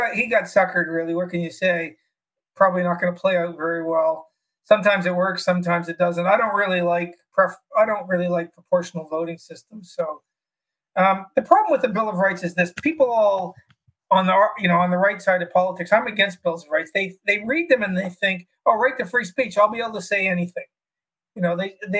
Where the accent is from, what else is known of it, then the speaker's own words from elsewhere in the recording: Toronto, Ontario, Canada; moved away as an adult; now in Australia; I grew up in a sort of lower middle class family in Toronto